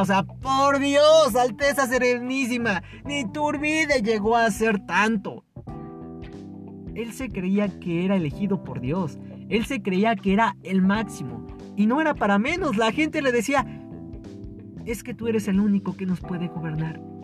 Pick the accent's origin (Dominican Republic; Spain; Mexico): Mexico; nosotros como mexicanos